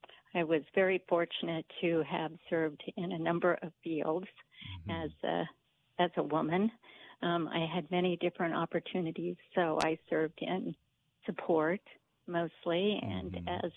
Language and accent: English; Japan; now in United States